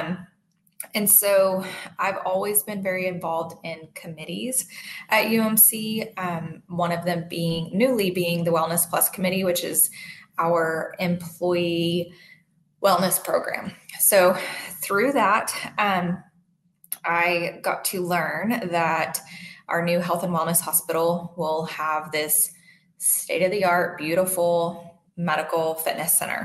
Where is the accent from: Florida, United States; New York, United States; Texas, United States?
Texas, United States; Dallas; moved away as an adult; I am originally from Dallas. I moved here for my husband's job.